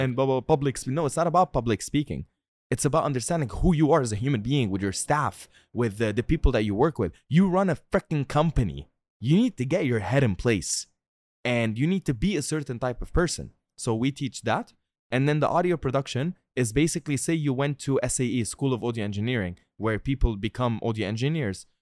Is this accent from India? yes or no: no; Tripoli, North Governorate, Lebanon; now in Dubai, United Arab Emirates; my hometown, Tripoli